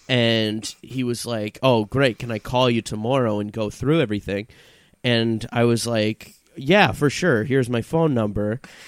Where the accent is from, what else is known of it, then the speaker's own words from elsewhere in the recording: Vancouver, British Columbia, Canada; now in Toronto, Canada; being like a new comedian moving to a new city, I came from Vancouver, I wanted to get myself into the comedy scene